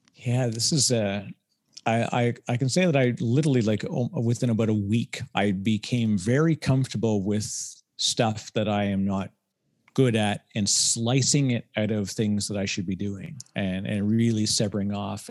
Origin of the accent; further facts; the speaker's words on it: Canada; I'm Canadian